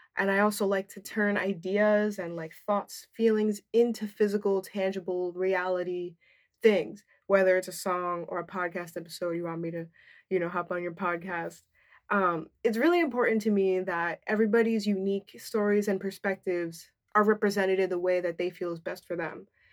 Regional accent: New Jersey, United States; also born or lived in New York / Dominican Republic (ancestry); I grew up in a predominantly white suburban area in New Jersey

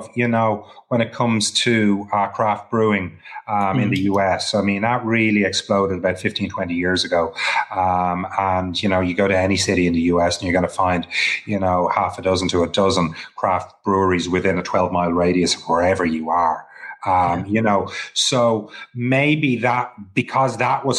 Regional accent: Ireland; also born or lived in Copenhagen, Denmark; Was I going to stay in Denmark and root down in Copenhagen or move back to Ireland

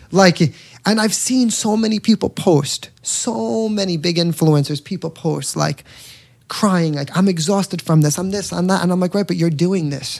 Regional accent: New York, United States; I'm from New York

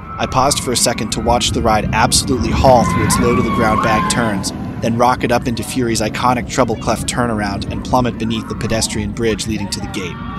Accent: Florida, United States; also born or lived in Boston, Massachusetts; my home state of Florida

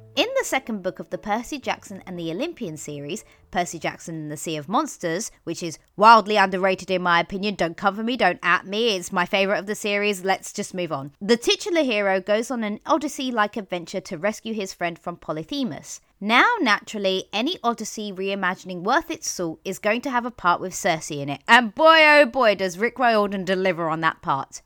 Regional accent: London, United Kingdom; as a Londoner

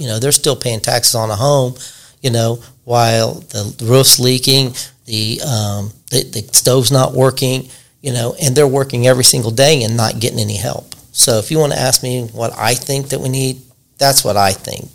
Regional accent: Richmond, Indiana, United States; I was born and raised here in Richmond, Indiana little bitty house down there by the old boys club

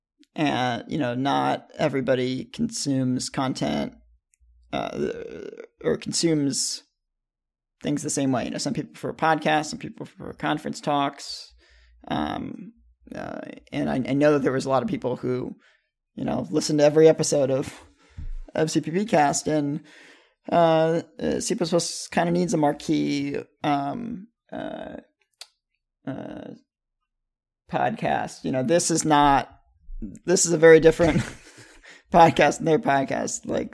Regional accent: Tampa, Florida, United States; born there; My parents live in this very nice gated community just south of Tampa. And I was born in Tampa.

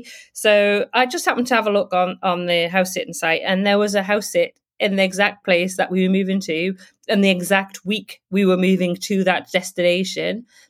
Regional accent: United Kingdom; moved away as an adult; now in Brisbane, Australia; I'm originally from the UK, though I have lived all over the world, so I will just say that. I am British and now Australian because I have Australian citizenship.

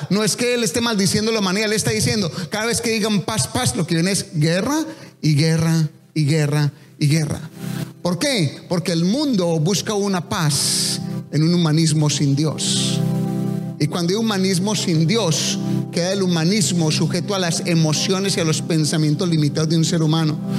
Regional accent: Colombia; accent: Colombian; hablé como tan colombiano

